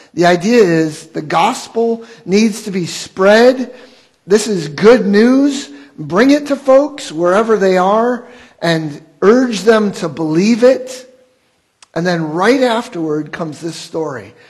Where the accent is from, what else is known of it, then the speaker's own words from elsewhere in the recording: Wheaton, Illinois, United States; I grew up in Wheaton